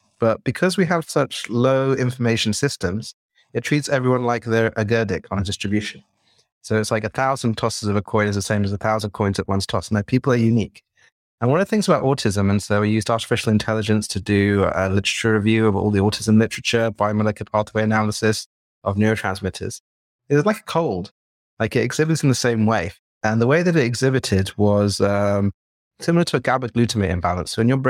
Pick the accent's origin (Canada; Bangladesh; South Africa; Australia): Bangladesh; also born or lived in Jordan; now in England; So I was born in Jordan, in Idlib, which is a bit of a random place. My parents were from Bangladesh and my father was lecturing there. And then I grew up in Bangladesh and I moved to England and I worked on my British accent